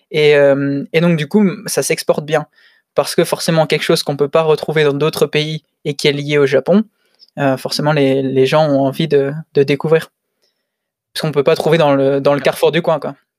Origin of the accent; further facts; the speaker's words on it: Lille, Hauts-de-France, France; moved away as an adult; now in Tokyo, Japan; je suis lillois.